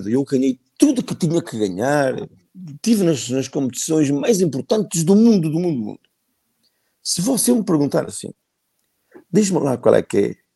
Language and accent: Portuguese; Fermentões, Norte, Portugal; Sou de Fermentões.